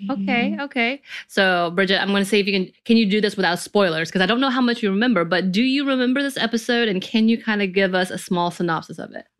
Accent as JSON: {"language": "English", "region": "the South", "country": "United States", "tie": "born or raised there", "said": "growing up in the Southern culture, very religious culture"}